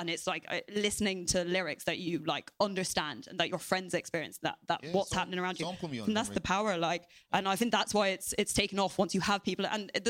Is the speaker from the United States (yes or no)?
no; Ireland; growing up in Ireland